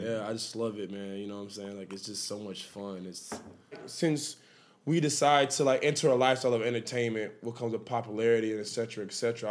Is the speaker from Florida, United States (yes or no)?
yes; Miami, Florida, United States; I'm from Dade County